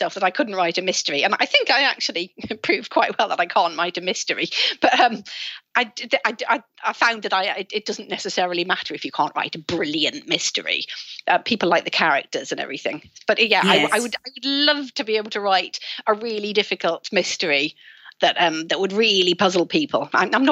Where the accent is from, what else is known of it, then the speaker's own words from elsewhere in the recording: Sunderland, North East England, United Kingdom; moved away; I'm from Sunderland originally